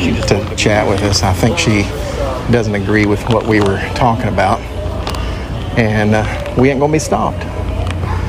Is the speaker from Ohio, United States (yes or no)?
no; Indiana, United States; I'm from Indiana